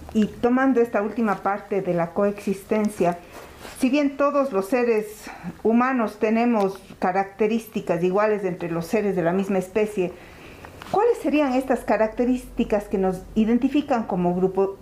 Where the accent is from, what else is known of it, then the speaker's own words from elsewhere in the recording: Cuenca, Azuay, Ecuador; es un amor a mi tierra, un, sentirme identificada y saber que, que, bien, que bien ser cuencanos